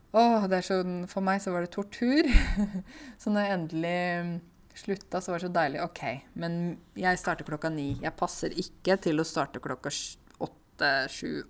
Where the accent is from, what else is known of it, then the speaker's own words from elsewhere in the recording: Norway; jeg er norsk og lys i huden